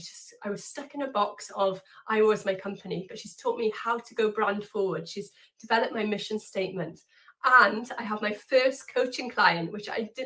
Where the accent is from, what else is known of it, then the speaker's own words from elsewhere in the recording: United Kingdom; I'm from the UK